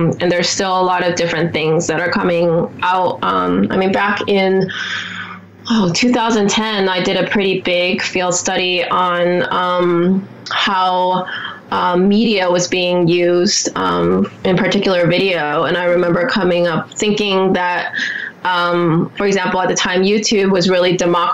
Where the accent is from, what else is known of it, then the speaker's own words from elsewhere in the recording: Taiwan; now in United States; Part of my life, I grew up in Taiwan in a pretty collectivist culture.